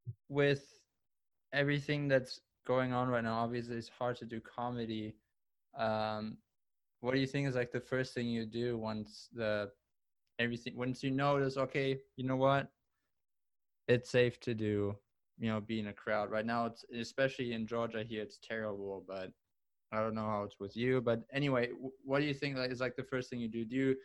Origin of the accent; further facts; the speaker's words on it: Germany; English is a second language; now in Buffalo, United States; when I moved from Germany to the US, Buffalo was not something I was like, okay.